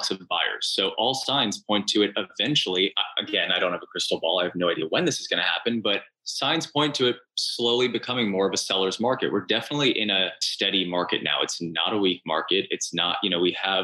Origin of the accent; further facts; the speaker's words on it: Cleveland, Ohio, United States; now in New York, United States; I'm from Cleveland originally